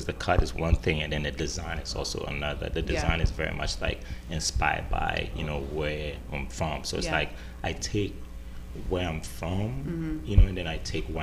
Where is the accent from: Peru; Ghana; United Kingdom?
Ghana; moved away as an adult; now in Los Angeles, United States; I feel like growing up in Ghana